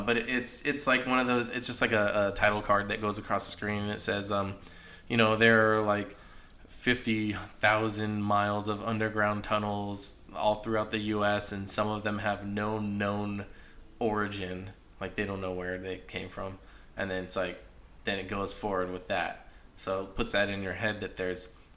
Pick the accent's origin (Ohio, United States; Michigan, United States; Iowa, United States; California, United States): California, United States; Hollister; also born or lived in Pennsylvania; now in Arizona, United States; I used to always tell people I grew up in the Bay Area, and I was corrected several times saying, Hollister's